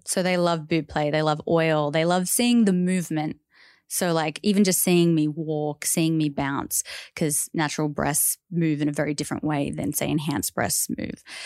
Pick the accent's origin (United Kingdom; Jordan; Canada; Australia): Australia; growing up as an Australian